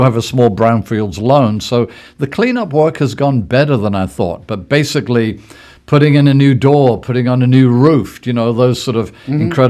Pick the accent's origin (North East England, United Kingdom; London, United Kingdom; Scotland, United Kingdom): Scotland, United Kingdom; Forres; now in Gloucester, United States; I was born in Forres, Scotland. Near Inverness